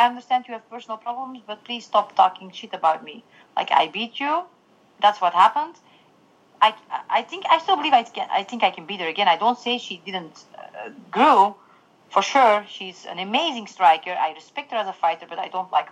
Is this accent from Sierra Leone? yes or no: no; Belgium; I'm from Belgium